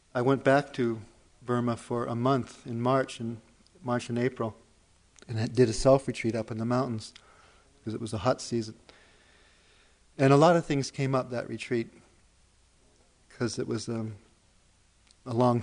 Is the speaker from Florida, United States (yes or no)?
no; Hawaii, United States; Being born and raised in Hawaii